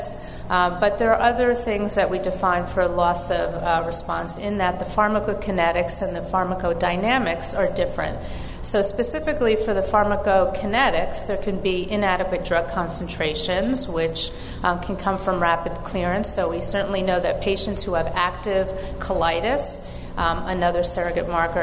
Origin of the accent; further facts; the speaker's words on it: New York, United States; I'm from New York and have an accent